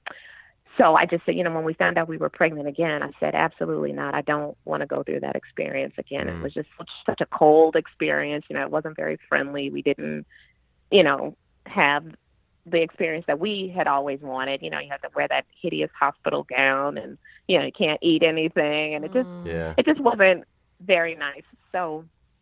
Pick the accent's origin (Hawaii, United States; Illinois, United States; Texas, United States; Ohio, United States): Illinois, United States; Chicago; moved away as an adult; now in Brooklyn, United States; I was born and raised in Chicago